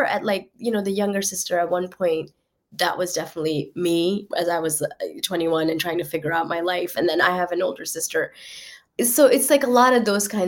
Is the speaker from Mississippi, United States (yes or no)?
yes; Starkville, Mississippi, United States; moved away as an adult; now in New York City, United States; I didn't grow up in New York. I grew up in Mississippi